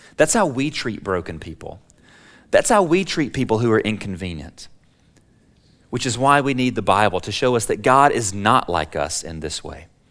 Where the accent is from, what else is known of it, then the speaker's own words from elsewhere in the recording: Alabama, United States; now in Texas, United States; I'm a Texan by choice, but I'm an Alabamian by birth